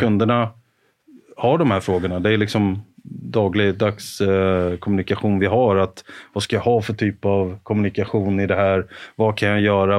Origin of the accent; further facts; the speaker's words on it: Karlskoga, Örebro County, Sweden; moved away; var jag hemma i Karlskoga och, och jobbade